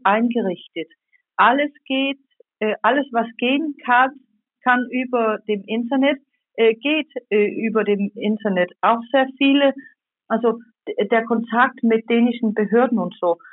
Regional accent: Denmark; bei uns in Dänemark

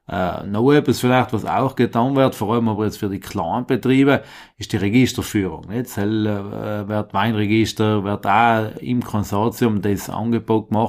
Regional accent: Penon, Trentino-Alto Adige, Italy; Äh, kommen tue ich aus Benon, also bei Kortatsch von einer kleinen Fraktion.

